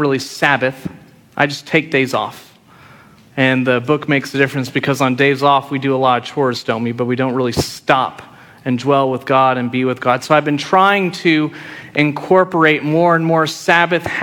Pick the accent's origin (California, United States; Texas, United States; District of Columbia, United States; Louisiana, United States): Texas, United States; Friendswood; moved away; growing up in Friendswood, I was 30 minutes from Galveston